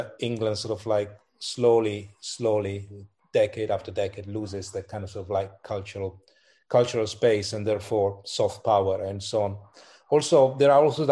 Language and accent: English; Milan, Lombardy, Italy; moved away; I was born in Milan in Italy